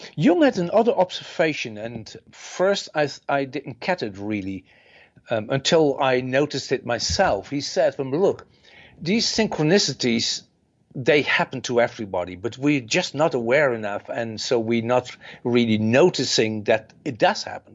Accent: Netherlands; I'm from the Netherlands

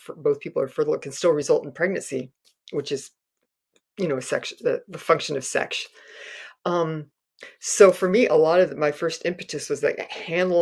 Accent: Castro Valley, California, United States; growing up in Castro Valley

